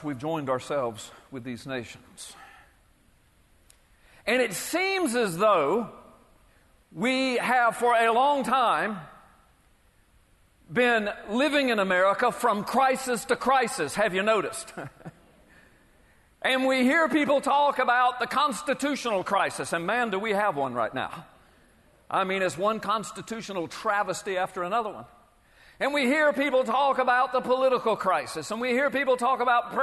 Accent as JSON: {"language": "English", "country": "United States", "said": "I'm a Christian, I'm a citizen, I'm an American, I'm a taxpayer"}